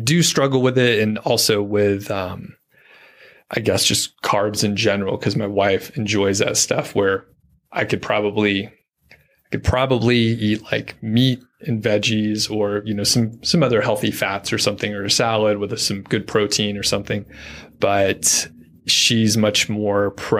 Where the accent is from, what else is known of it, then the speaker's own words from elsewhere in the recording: Atlanta, Georgia, United States; I'm from Atlanta